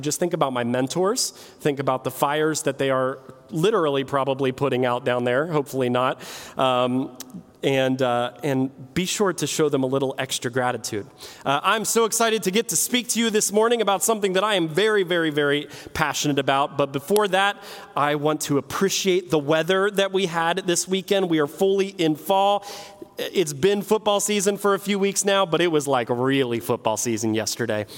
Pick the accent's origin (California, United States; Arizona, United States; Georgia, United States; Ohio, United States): Ohio, United States; Martins Ferry; I grew up in Martins Ferry